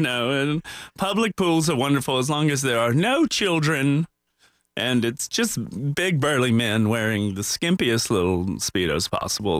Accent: the South, United States; my childhood growing up in the South

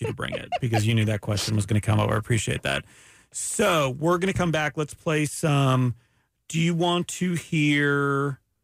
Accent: Ormond Beach, Florida, United States; also born or lived in Canada; I grew up in Ormond Beach.

